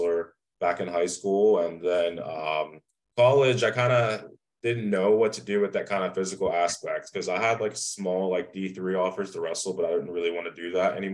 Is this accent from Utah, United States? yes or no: no; Morgantown, West Virginia, United States; I grew up originally in West Virginia, in Morgantown, West Virginia.